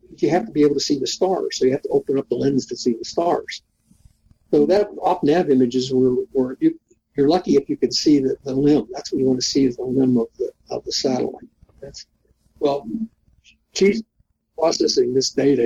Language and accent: English; Pittsburgh, Pennsylvania, United States; moved away; I come from Pittsburgh. I come from inner city Pittsburgh